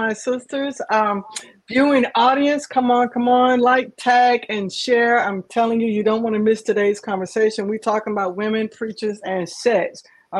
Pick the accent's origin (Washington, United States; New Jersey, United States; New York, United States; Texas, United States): Texas, United States; from Texas.